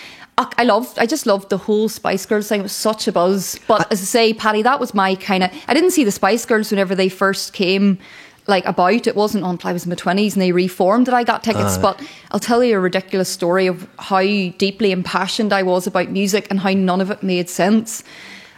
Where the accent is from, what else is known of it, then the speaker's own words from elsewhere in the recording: Maghera, Northern Ireland, United Kingdom; I grew up in Mahara, and it was safe because that's where family was